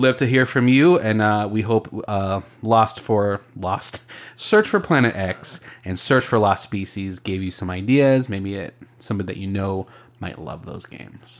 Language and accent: English; Arizona, United States; I grew up in Arizona.